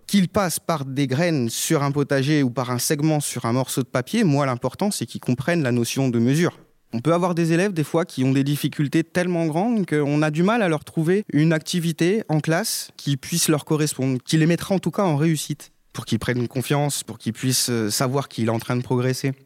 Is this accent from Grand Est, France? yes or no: yes; Haute-Marne, Grand Est, France; now in Pantin, France; je viens de la Haute-Marne